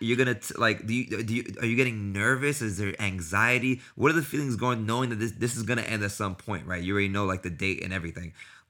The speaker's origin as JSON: {"language": "English", "town": "New York City", "region": "New York", "country": "United States", "said": "I'm from New York City as well"}